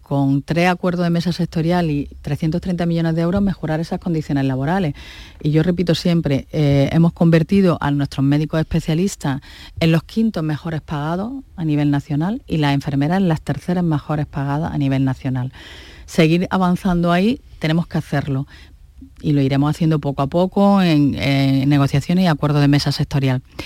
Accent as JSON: {"language": "Spanish", "region": "Andalusia", "country": "Spain", "said": "también somos andaluces"}